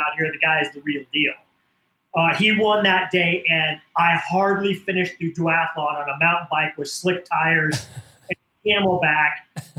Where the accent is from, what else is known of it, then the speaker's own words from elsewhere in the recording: Iowa, United States; growing up in Iowa in the Midwest in the 70s, 80s, and 90s